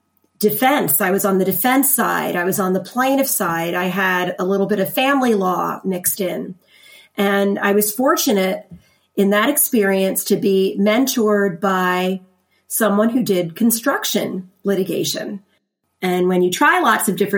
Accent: Lancaster County, Pennsylvania, United States; I am from Lancaster County, Pennsylvania, and I grew up there

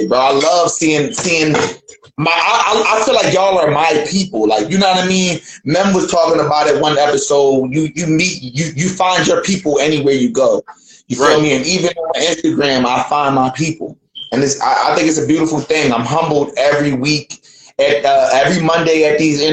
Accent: Philadelphia, Pennsylvania, United States; now in Dayton, United States; I'm from Philly, but right now I'm in Dayton, Ohio

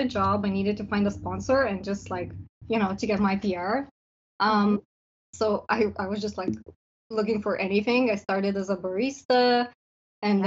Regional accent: Lithuania; moved away as an adult; also born or lived in Vancouver, Canada; now in Coquitlam, Canada; I'm originally from Lithuania.

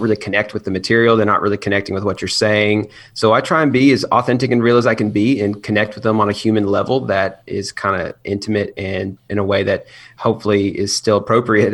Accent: Chattanooga, Tennessee, United States; I am from Chattanooga, Tennessee. I grew up out there

